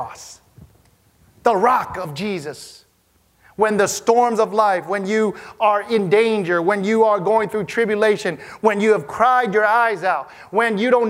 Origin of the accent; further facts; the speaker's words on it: Wisconsin, United States; growing up in Wisconsin where it snowed